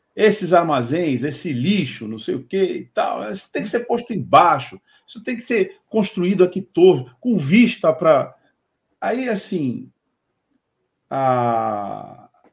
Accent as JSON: {"language": "Portuguese", "town": "Santos", "region": "São Paulo", "country": "Brazil", "said": "como santista"}